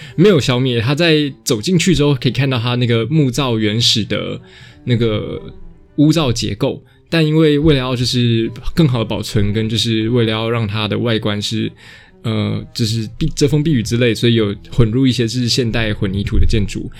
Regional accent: Taichung, Taiwan; moved away; 我是台中人

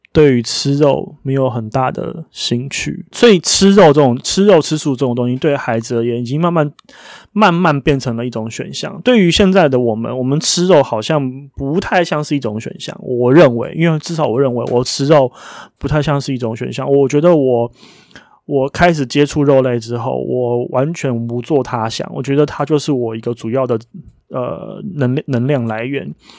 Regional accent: Taiwan; 因为我是台湾人

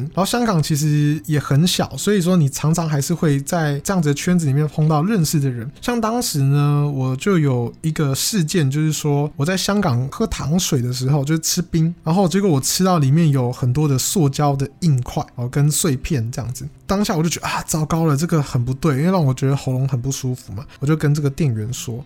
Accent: Taiwan; 我是因为我是台湾人

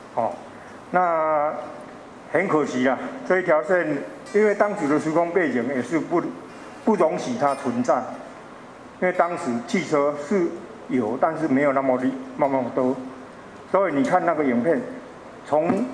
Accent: Chiayi, Taiwan; 我其实不是台中人，我是嘉义人

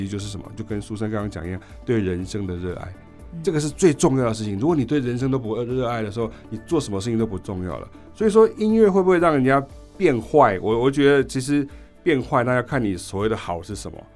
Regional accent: Chiayi County, Taiwan; 我是来自南部乡下，我是嘉义的一个乡下

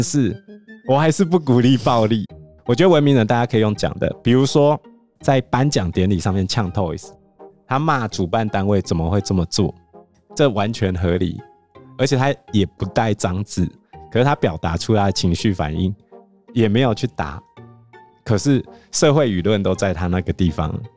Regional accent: Hsinchu, Taiwan; 我们新竹人

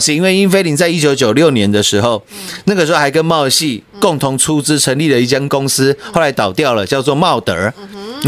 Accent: Taiwan; 我们台湾人

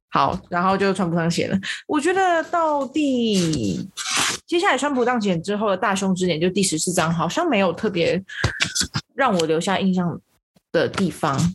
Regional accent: Taiwan; 我们台湾人

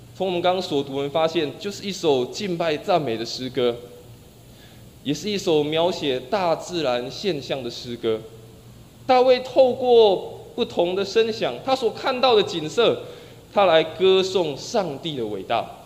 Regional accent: Taiwan; 生活在台湾的我们

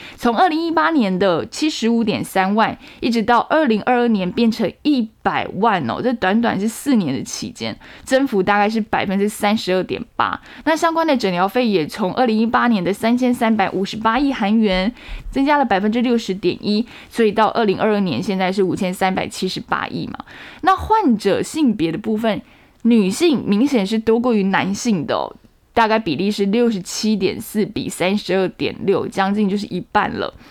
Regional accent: Taiwan; 我们台湾人

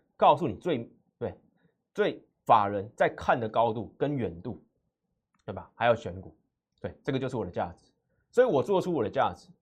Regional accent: Taiwan; 我来自外资花旗，所以我看待台股解盘分析

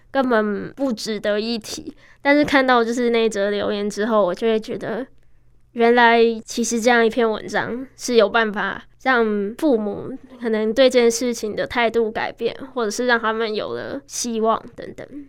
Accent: Taiwan; 十七年前我在这间医院出生了，是爸妈殷殷期盼的第一个孩子

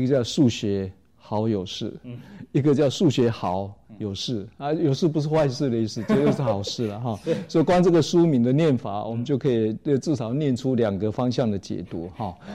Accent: Taiwan; 在我们台湾话里面怎么念

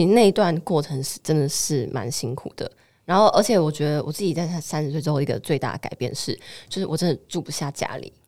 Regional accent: Keelung, Taiwan; 因为我是基隆人

